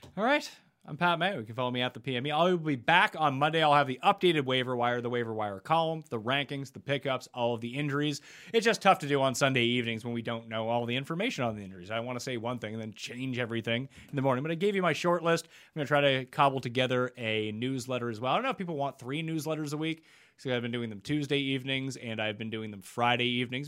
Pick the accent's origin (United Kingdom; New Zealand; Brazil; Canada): Canada; growing up in Canada